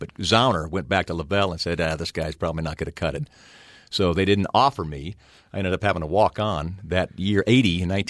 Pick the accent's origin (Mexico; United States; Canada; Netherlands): United States; Texas; moved away as an adult; also born or lived in Dallas / Houston; I grew up in Texas